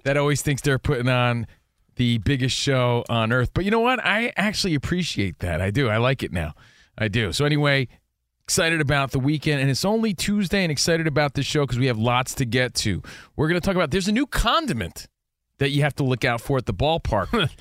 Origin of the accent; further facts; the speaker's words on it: East Coast, United States; now in Los Angeles, United States; we're from the East Coast